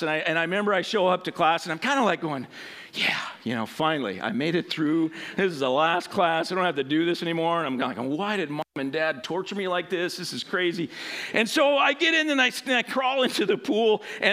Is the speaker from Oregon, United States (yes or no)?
no; Western Washington, United States; I grew up in Western Washington